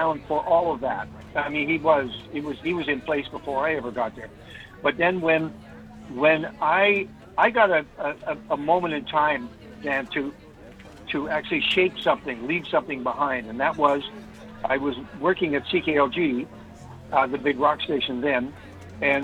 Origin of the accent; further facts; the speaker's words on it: North Vancouver, British Columbia, Canada; also born or lived in Kamloops, British Columbia / Red Deer, Alberta; I grew up in North Vancouver